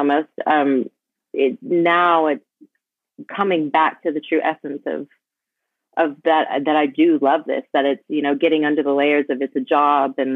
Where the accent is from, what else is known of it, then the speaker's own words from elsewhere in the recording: Dallas, Texas, United States; also born or lived in Mississippi; I grew up in Mississippi till I was 6 and then moved to Dallas